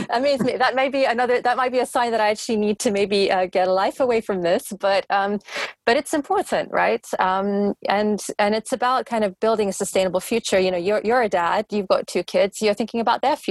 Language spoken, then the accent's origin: English; London, United Kingdom; I'm a Londoner going back a number of decades. You know, I live in a bubble here. London is a bubble